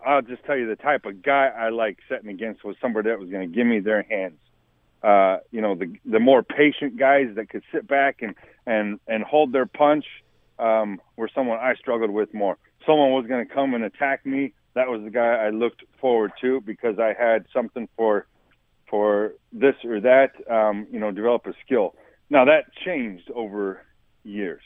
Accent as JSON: {"language": "English", "region": "Wyoming", "country": "United States", "tie": "born or raised there", "said": "growing up in Wyoming"}